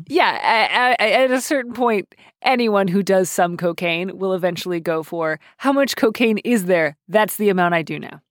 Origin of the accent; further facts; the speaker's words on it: Midwest, United States; I am Midwestern